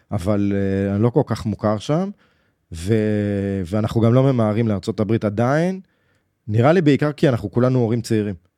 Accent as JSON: {"language": "Hebrew", "town": "Jerusalem", "region": "Jerusalem District", "country": "Israel", "tie": "born or raised there", "said": "בחדר שגדלנו בו, בירושלים."}